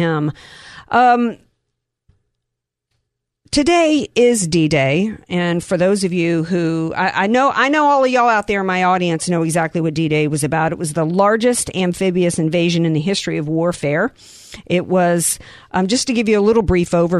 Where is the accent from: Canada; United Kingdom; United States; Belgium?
United States; as an American